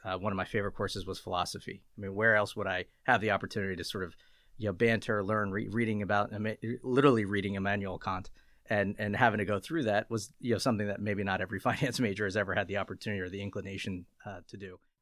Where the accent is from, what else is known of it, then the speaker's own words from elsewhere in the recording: Lancaster, Pennsylvania, United States; I grew up in Lancaster, P A, Lancaster, Lebanon, kind of the, the central P A area